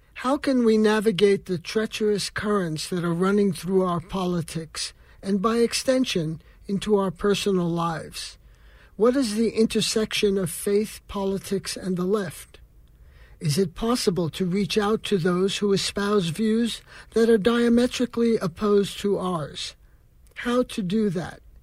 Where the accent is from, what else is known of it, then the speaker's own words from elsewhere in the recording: New York, United States; growing up in New York in the 1950s